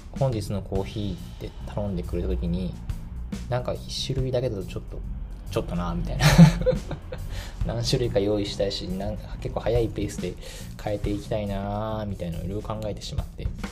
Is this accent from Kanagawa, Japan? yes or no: no; Tachikawa, Tokyo, Japan; 私の地元の立川